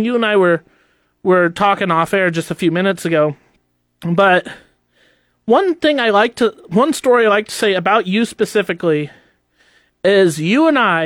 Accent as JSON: {"language": "English", "country": "United States", "tie": "born or raised there", "said": "I was born and raised in the United States"}